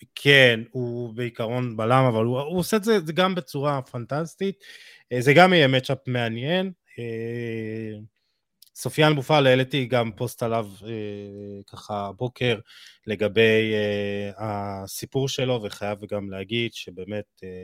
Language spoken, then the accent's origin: Hebrew; Israel; אנחנו בתור ישראלים